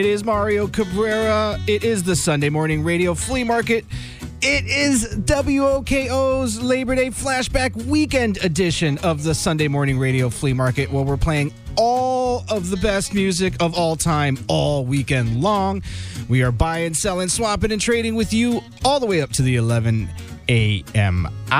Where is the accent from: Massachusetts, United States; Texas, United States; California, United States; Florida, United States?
Florida, United States; now in Vermont, United States; I am from Florida